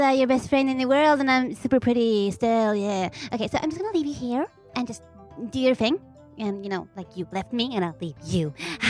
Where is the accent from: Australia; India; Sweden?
Sweden; accent: Swedish; English is a second language; We're from Sweden. You have to take that into consideration because we're Swedish and we have a lot of accent going on.